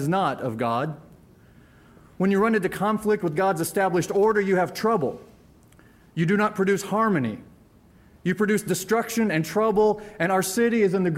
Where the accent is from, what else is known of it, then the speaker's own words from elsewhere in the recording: Springfield, Missouri, United States; I was born and raised in Springfield, Missouri